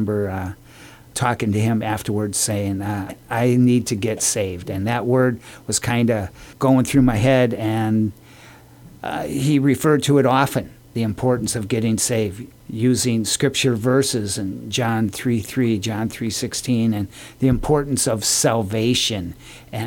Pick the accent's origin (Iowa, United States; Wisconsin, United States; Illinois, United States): Wisconsin, United States; Janesville; now in Guam; I was born and raised in Janesville, Wisconsin